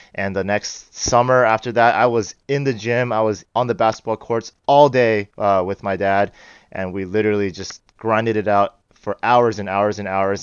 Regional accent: Bay Area, California, United States; I grew up in the Bay Area.

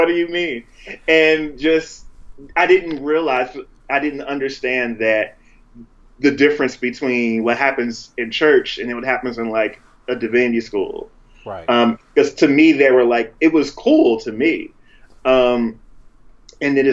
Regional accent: the Jersey Shore, New Jersey, United States; I'm from New Jersey, by the way, the Jersey Shore

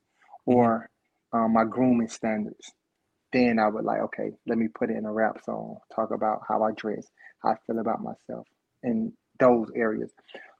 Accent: Buena Vista, Georgia, United States; I'm originally from Buena Vista, Georgia, small town

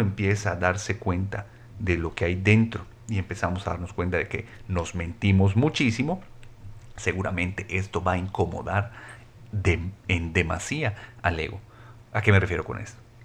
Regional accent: Mexico; soy mexicano y soy varón

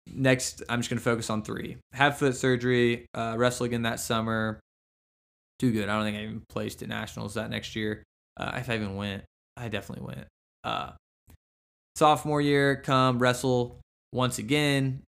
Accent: Cushing, Oklahoma, United States; I grew up in Cushing, Oklahoma

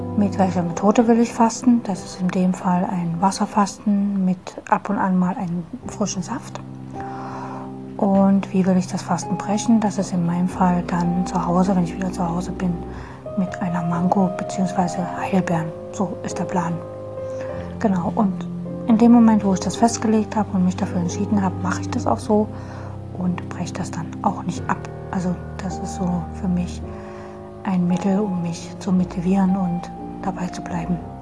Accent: Dresden, Saxony, Germany; Ich komme aus Dresden

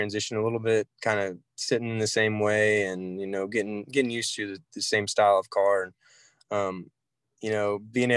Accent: Port City, Oklahoma, United States; I grew up around Fort City

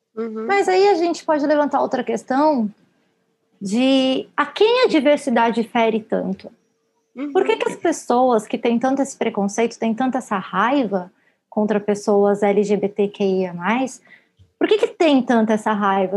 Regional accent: Brazil; nós, como brasileiros

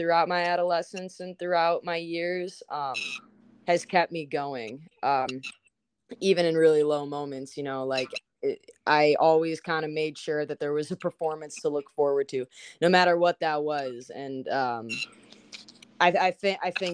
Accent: Schaumburg, Illinois, United States; also born or lived in Los Angeles, California; now in Chicago, United States; I grew up in Schaumburg, just outside of it. Born in LA, but I moved out of there when I was about 4

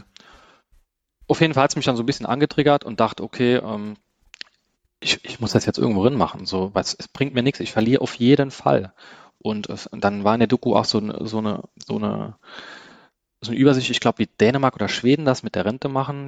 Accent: Saarland, Germany; ich komme aus dem Saarland

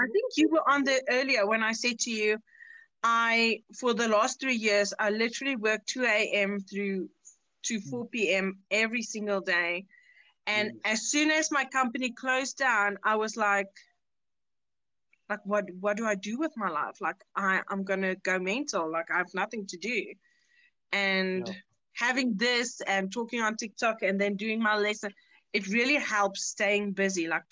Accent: South Africa; we're all from South Africa.

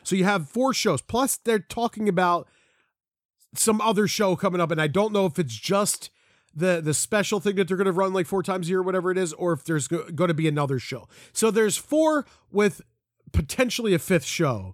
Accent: Collingdale, Pennsylvania, United States; also born or lived in Folsom, Pennsylvania; I say I'm from Philly, or, or if I was there, I live right outside of Philly

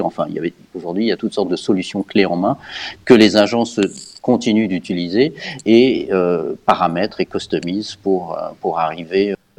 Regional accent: Geneva, Switzerland; also born or lived in Canada / United Kingdom / United States; J'habite Genève depuis très longtemps. Euh, j'ai fait mes études et mon, mes écoles ici

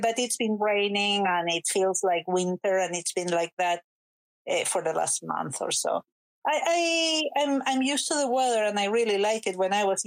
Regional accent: Chile; moved away as an adult; now in Scotland, United Kingdom; I grew up in Chile, in South America

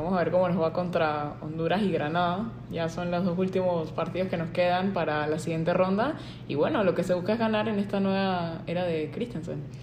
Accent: Panama; nosotros como panameños

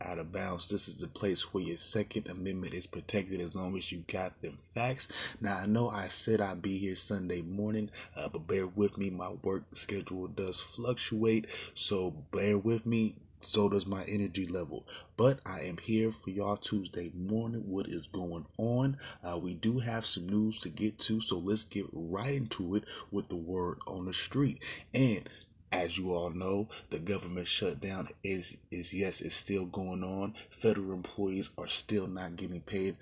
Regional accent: United States; as an American people

